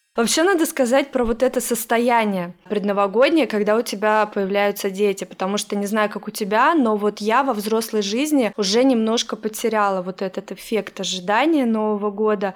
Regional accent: Russia; now in United States

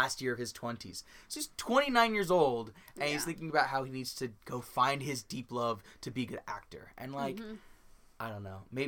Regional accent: Los Angeles, California, United States; we are from Los Angeles

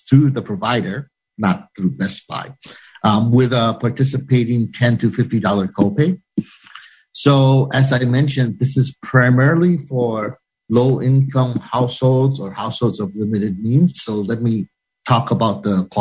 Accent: Hawaii, United States; now in Washington, D.C., United States; aloha from Hawaii, my home state, so far away from Washington, D.C.

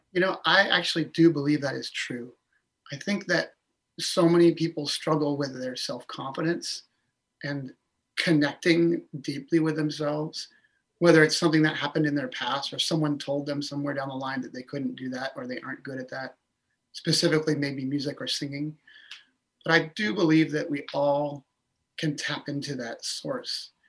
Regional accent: Orcas Island, Washington, United States; I grew up on Orcas Island

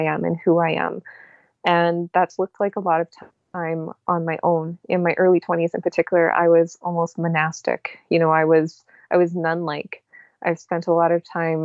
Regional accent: Canada

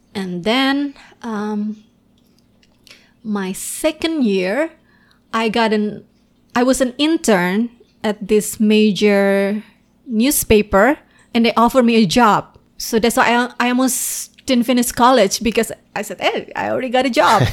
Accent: Indonesia; English is a second language; moved away as an adult; now in United States; when I was still in Indonesia

